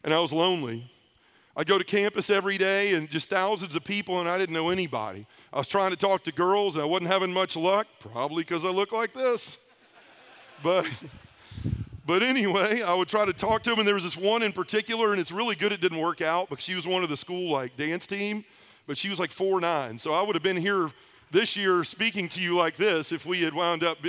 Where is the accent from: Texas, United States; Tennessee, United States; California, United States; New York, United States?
Tennessee, United States; Memphis; I'm from Memphis, Tennessee. I'm 45 years old. I've lived there my entire life